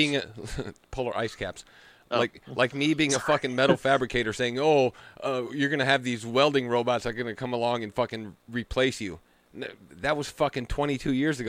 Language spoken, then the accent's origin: English; Milwaukee, Wisconsin, United States; now in Western Kentucky, United States; I'm actually from Milwaukee, the Democrat Central fucking for the Midwest.